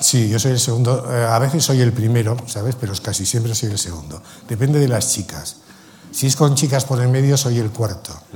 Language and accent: Spanish; Spain; yo soy español